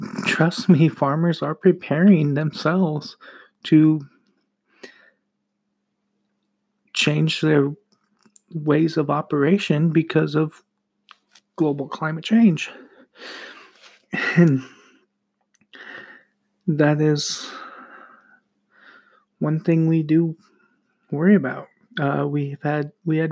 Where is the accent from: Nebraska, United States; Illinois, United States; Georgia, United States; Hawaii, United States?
Nebraska, United States; now in Kearney, United States; I'm not from Kearney, but I'm from Nebraska